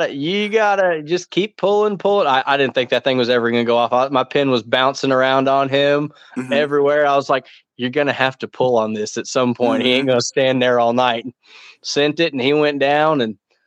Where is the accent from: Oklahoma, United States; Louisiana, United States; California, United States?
Oklahoma, United States; Tulsa; my hometown range is Tulsa Archery